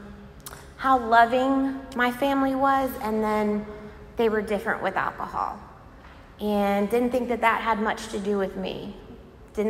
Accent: Virginia Beach, Virginia, United States; moved away as an adult; now in Raleigh, United States; I was born in Virginia Beach. I lived there for 20 years

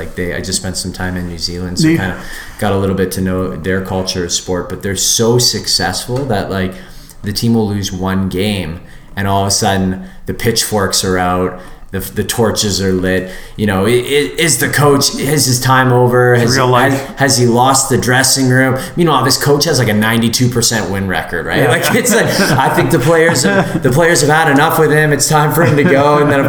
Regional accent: Canada; said we're from Canada.

